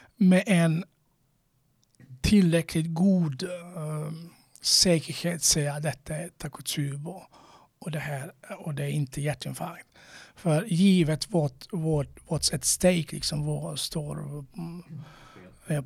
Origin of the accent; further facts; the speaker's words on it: Croatia; now in Sweden; jag är från Kroatien